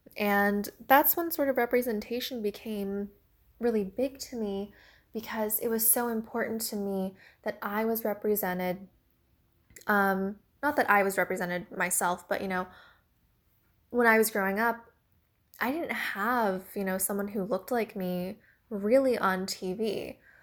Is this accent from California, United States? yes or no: no; Washington, District of Columbia, United States; also born or lived in China; I was adopted from China when I was about seven months old. Um, I was about three months old when I entered the orphanage when I was, like, a baby. So, ever since, you know, I was seven months old, um, I was adopted and I've lived my life here in America, specifically the Washington, D C area